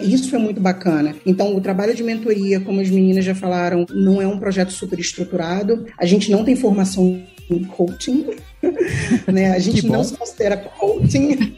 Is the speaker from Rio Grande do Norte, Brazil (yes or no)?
no; Rio de Janeiro, Brazil; eu venho de um background de, de uma vida de muito difícil difícil, de comunidade carente na cidade do Rio de Janeiro